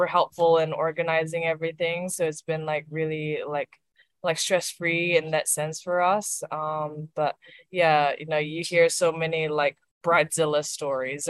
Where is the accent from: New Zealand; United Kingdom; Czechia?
New Zealand; also born or lived in South Korea; having that South Korean background. and being a Kiwi right now. So if I was one or the other, that wouldn't make me, because I am like a Koi, like a Korean Kiwi.